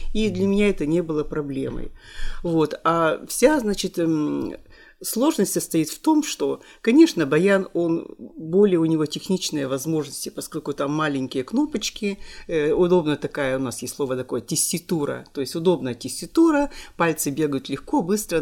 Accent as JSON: {"language": "Russian", "town": "Kirovo-Chepetsk", "region": "Kirov Oblast", "country": "Russia", "tie": "born or raised there", "also_born_or_lived": "Balezino, Udmurtia", "said": "я родилась в Удмуртии, поселок Болезино, и меня сюда привезли маленькой"}